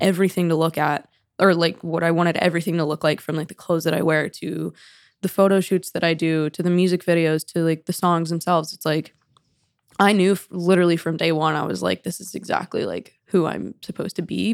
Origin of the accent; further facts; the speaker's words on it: Atlanta, Georgia, United States; moved away as an adult; also born or lived in Knoxville, Tennessee / Nashville; I basically am from Atlanta from day one